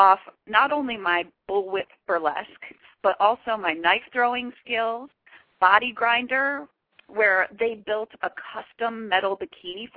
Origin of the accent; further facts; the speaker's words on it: Michigan, United States; also born or lived in Chicago, Illinois; now in Hollywood, United States; I grew up in Michigan originally, but I did live in Chicago for a long time